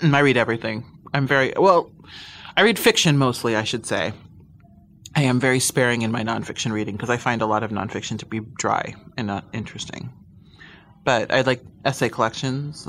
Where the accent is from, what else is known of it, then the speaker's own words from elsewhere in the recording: Midwest, United States; now in Los Angeles, United States; I'm from the Midwest. I born and raised